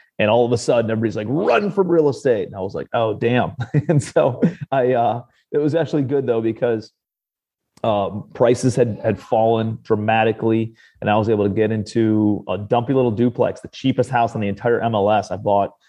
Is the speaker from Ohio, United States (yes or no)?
yes; Cleveland, Ohio, United States; moved away as an adult; also born or lived in New York City; I'm from Cleveland, Ohio originally, but I moved out to New York City